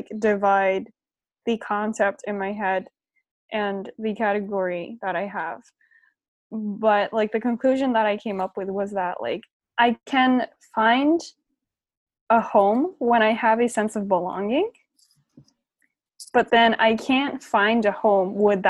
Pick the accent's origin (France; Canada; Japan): Japan; I don't really have any doubt in saying that, like, I'm from Japan and Japan is my home.